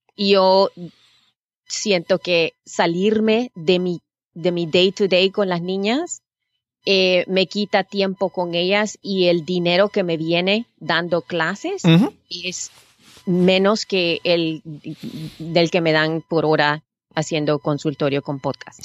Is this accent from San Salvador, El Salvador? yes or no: yes; San Salvador, El Salvador; now in United States; Yo nací en El Salvador, en San Salvador.